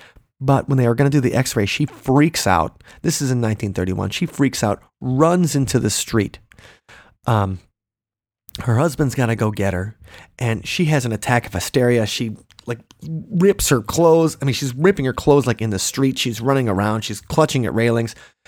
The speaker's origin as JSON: {"language": "English", "town": "Long Island", "region": "New York", "country": "United States", "said": "I'm from Long Island."}